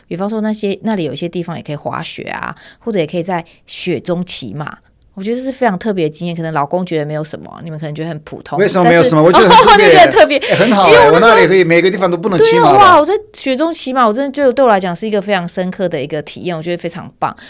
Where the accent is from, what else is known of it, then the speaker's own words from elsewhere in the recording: Turkey; Chinese is a second language; 也是宣传一下土耳其，我的家乡。